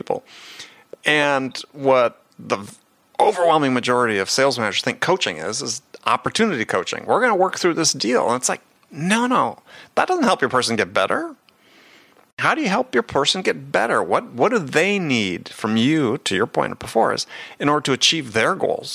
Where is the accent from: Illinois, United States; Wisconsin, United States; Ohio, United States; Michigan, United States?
Wisconsin, United States; I grew up in Wisconsin at that time